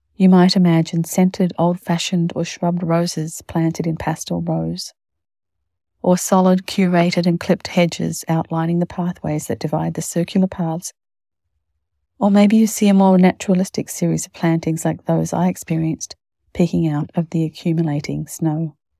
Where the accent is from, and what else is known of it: Winnipeg, Manitoba, Canada; born or raised there